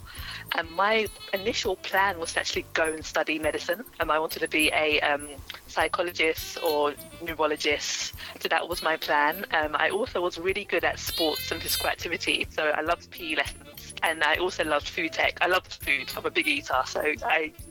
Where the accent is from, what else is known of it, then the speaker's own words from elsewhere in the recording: London, United Kingdom; also born or lived in Stevenage / Plumstead; So I grew up in Greenwich, Southeast London. I was born in Greenwich Hospital